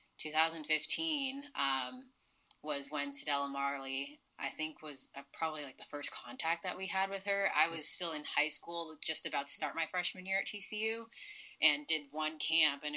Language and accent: English; Mississauga, Ontario, Canada; I'm born and raised in Mississauga, Ontario